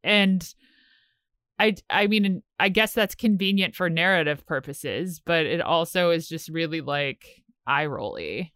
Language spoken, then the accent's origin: English; Richmond, Virginia, United States; moved away; I'm from Richmond, Virginia